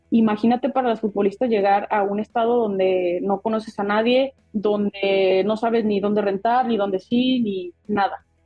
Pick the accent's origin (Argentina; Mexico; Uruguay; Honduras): Mexico; como mexicanos estamos muy acostumbrados a que nosotros resolvemos nuestras cosas solos